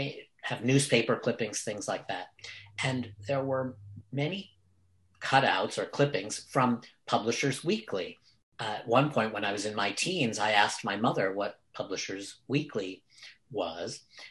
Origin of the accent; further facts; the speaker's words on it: New York City, New York, United States; that house that I grew up in Brooklyn